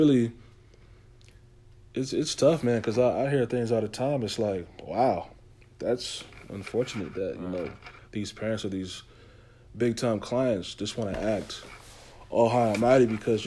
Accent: North Carolina, United States; I'm from North Carolina

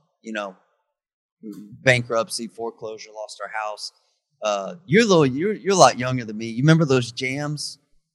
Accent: Dallas, Texas, United States; I grew up in Dallas. Grew up in Dallas, kind of a outskirts

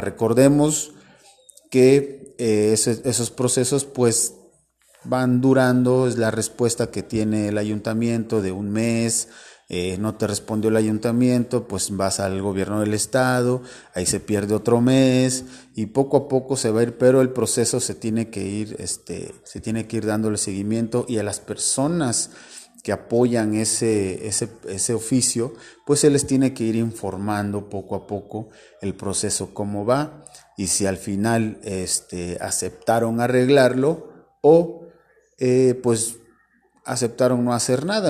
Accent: Orizaba, Veracruz, Mexico; somos hermanos mexicanos, somos hermanos orizabeños

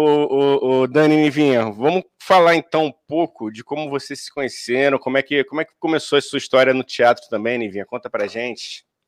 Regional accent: Rio de Janeiro, Brazil; A gente nascido e criado no Rio de Janeiro

